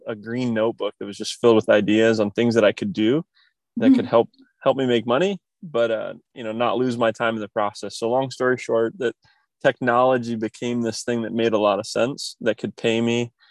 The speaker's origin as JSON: {"language": "English", "town": "Kokomo", "region": "Indiana", "country": "United States", "tie": "born or raised there", "moved": "as an adult", "said": "I grew up in the Midwest, a small, you know, more blue collar town called Kokomo, Indiana"}